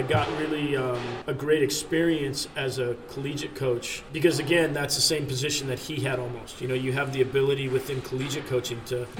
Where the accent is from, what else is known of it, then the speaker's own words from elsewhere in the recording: just south of San Francisco, Northern California, United States; I grew up in Northern California, just south of San Francisco.